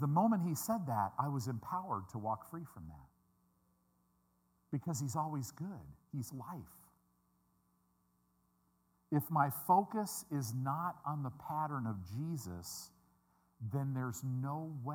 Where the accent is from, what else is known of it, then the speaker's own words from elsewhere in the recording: Midwest, United States; I'm a Midwesterner